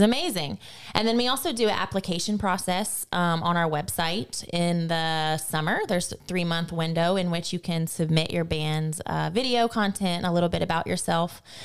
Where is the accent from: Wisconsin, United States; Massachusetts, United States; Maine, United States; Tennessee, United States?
Tennessee, United States; moved away as an adult; now in Lafayette, United States; I was raised in Tennessee for the first nineteen years of my life.